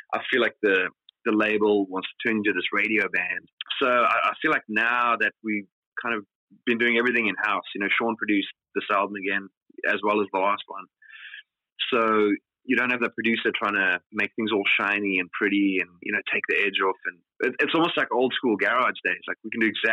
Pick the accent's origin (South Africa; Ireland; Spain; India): South Africa; growing up in South Africa, you know, culturally